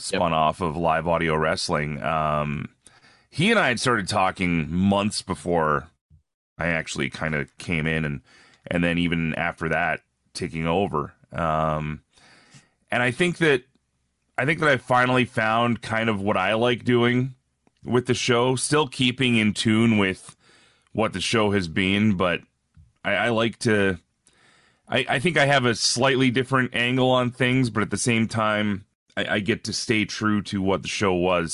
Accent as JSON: {"language": "English", "town": "Red Deer", "region": "Alberta", "country": "Canada", "tie": "born or raised there", "also_born_or_lived": "Ontario / Edmonton", "moved": "as an adult", "lives_now": "Regina, Canada", "said": "I was, I was born in Ontario, grew up mostly out west between, uh, different towns in Alberta. Uh, there's a city called Red Deer where I spent a lot of my life"}